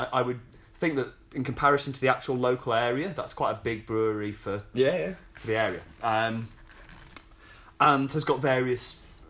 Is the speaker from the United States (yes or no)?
no; England, United Kingdom; I think it doesn't help being very English.